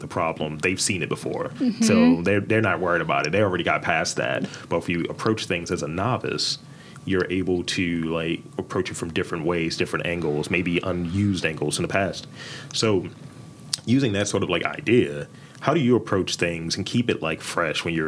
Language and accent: English; Baltimore, Maryland, United States; I'm from Baltimore, and I'm a Baltimore guy